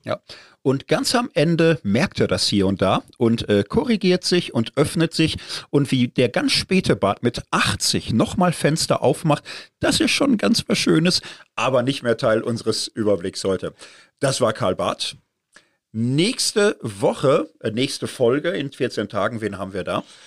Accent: Zurich, Switzerland; als Zürcher

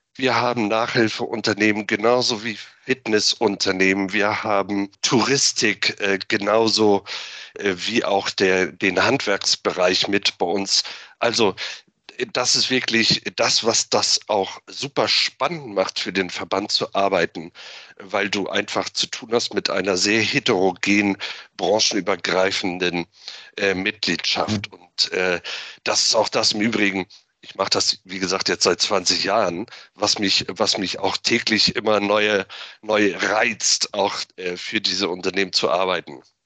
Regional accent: Flensburg, Schleswig-Holstein, Germany; moved away as an adult; now in Berlin, Germany; gebürtiger Flensburger, 1975 geboren dort, aufgewachsen, natürlich die norddeutsche Seeluft eingeatmet

